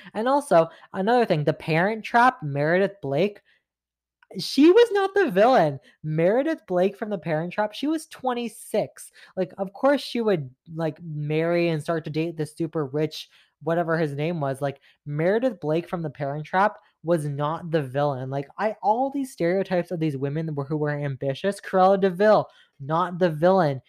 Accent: Mississauga, Ontario, Canada; you're from Mississauga," which I am

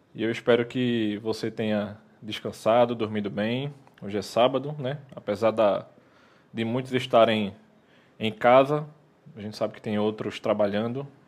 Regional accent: Recife, Pernambuco, Brazil; nós que somos do Recife

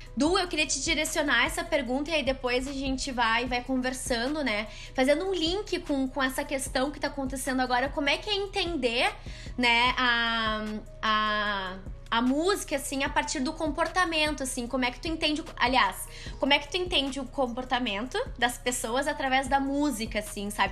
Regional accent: Porto Alegre, Rio Grande do Sul, Brazil; also born or lived in São Leopoldo; eu sou de São Leopoldo, mas eu passei minha vida inteira em Porto Alegre praticamente

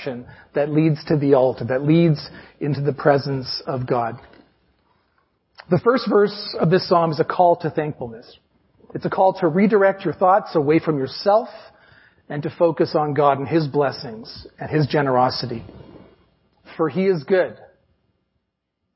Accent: Canada; we're Canadian

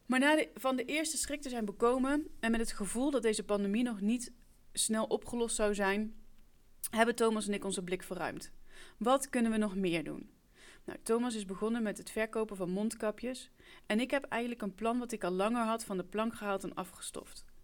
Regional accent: Gelderland, Netherlands; Ik kom oorspronkelijk uit Gelderland, maar ik woon alweer heel wat jaartjes in het Burgondische Brabant.

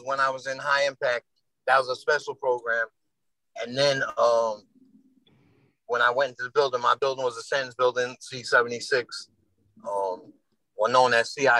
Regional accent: New York City, New York, United States; I grew up in the South Bronx

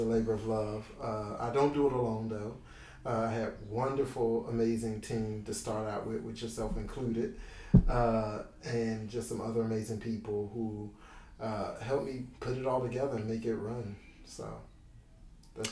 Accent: Enfield, North Carolina, United States; moved away as an adult; now in Philadelphia, United States; I am originally from North Carolina.

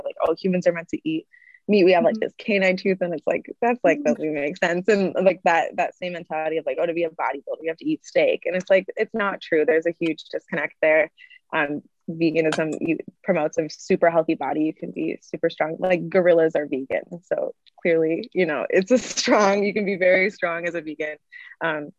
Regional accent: Midwest, United States; I'm from the Midwest, and like there's vegans here

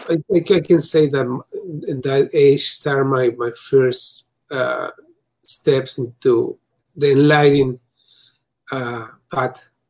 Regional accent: Mexico; English is a second language; now in United States; I come from Mexico to the US.

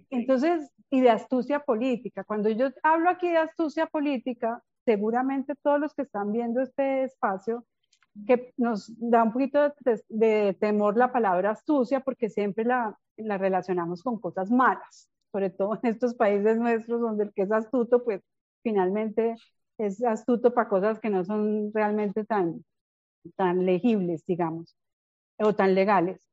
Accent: Bogotá, Colombia; accent: rolo; moved away as an adult; now in Medellín, Colombia; soy bogotana de origen, hace cerca de 21 años, aunque no parezca vivo en Medellín.

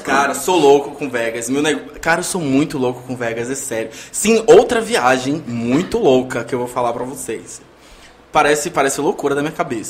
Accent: Northeast Brazil, Brazil; also born or lived in Salvador, Bahia; eu sou nordestino.

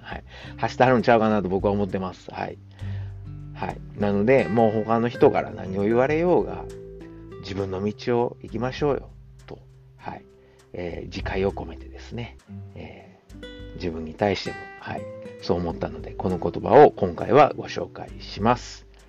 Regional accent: Kansai, Japan; accent: Kansai dialect; 関西人の僕

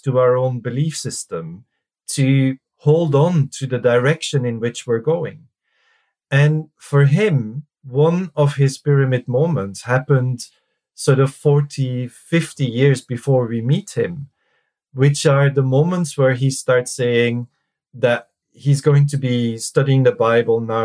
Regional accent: Belgium; moved away as an adult; also born or lived in Reading, United Kingdom; now in United Kingdom; I'm from Belgium originally, and I came to the UK uh-huh. in '99

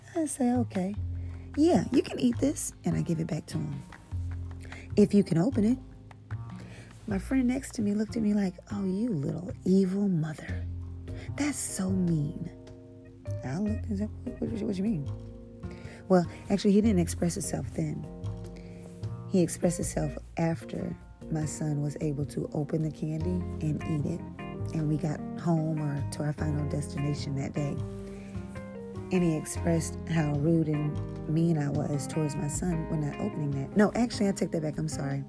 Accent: St. Louis, Missouri, United States; also born or lived in Texas; I'm from St. Louis. I'm from Texas, but I was raised in St. Louis

